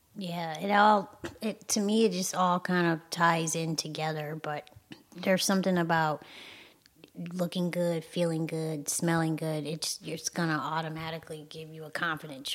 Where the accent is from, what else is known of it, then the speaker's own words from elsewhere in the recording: Michigan, United States; I'm from Michigan